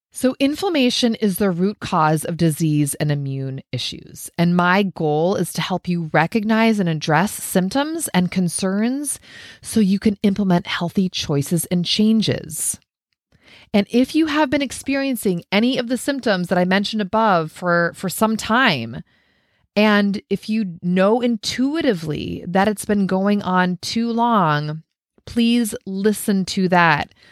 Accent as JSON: {"language": "English", "region": "Minnesota", "country": "United States", "tie": "born or raised there", "said": "I grew up in Minnesota"}